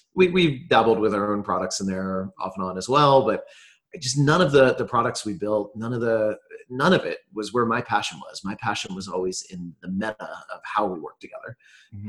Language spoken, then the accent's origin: English; New Jersey, United States; now in Austin, United States; I grew up mostly on the East Coast in um, a few different places, but mostly New Jersey for most of my childhood